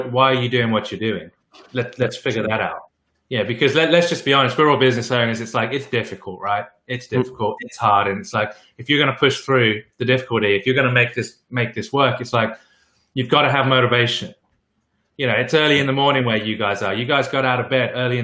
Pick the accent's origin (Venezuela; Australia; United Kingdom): United Kingdom; England; I'm English